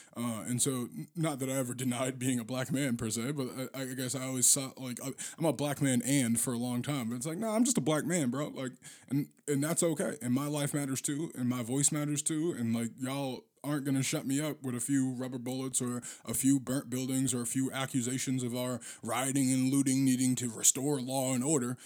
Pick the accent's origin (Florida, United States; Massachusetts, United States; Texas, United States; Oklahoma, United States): Massachusetts, United States; Boston; now in St. Paul, United States; I'm from Boston